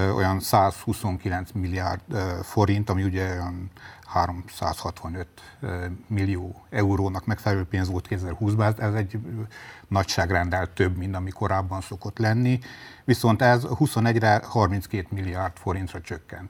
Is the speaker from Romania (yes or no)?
yes; Sfântu Gheorghe, Háromszék, Covasna County, Romania; a szülővárosom, György